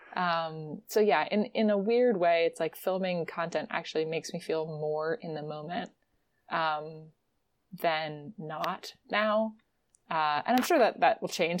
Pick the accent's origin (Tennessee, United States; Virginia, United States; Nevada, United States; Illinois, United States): Virginia, United States; moved away; also born or lived in West Coast; I'm from Virginia